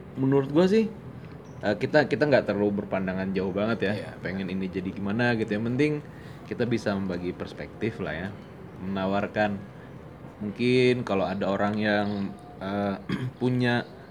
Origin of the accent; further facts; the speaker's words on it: Banjarmasin, South Kalimantan, Indonesia; moved away as an adult; also born or lived in Bandung; gue dulu SMA di Kalimantan, Banjarmasin